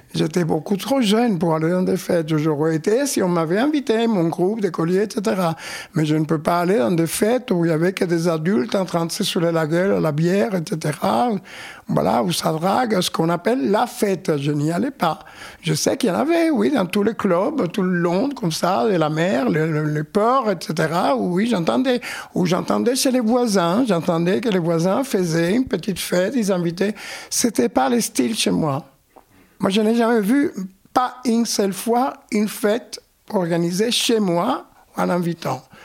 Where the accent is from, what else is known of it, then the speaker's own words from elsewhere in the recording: Havana, Cuba; moved away as an adult; now in Paris, France; extrêmement timide à La Havane, Cuba. Je suis né à Cuba